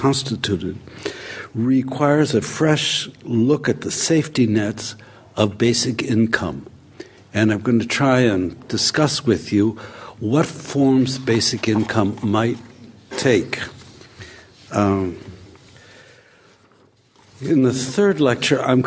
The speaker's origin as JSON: {"language": "English", "country": "United States", "tie": "born or raised there", "said": "I grew up in America in something like the welfare state"}